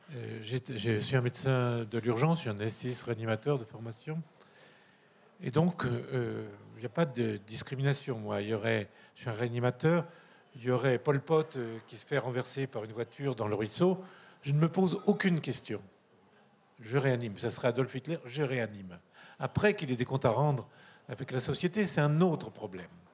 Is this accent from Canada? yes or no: no; Corsica, France; je suis un latin, j'y peux rien, je viens de Corse